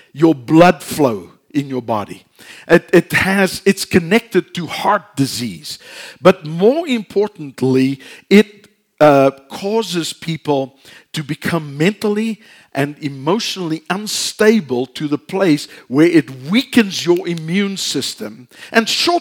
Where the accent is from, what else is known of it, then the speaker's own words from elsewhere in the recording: South Africa; moved away; we're from South Africa